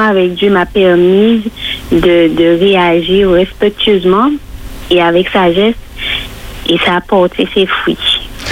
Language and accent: French; Martinique; chez nous en Martinique